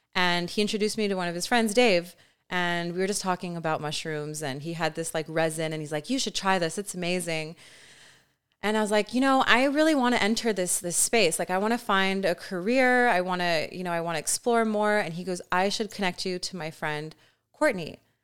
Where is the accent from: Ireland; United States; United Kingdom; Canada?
Canada; I'm also Canadian